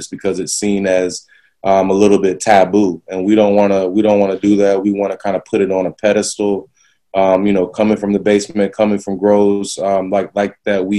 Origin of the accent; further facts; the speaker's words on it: the South, United States; moved away; growing up in the South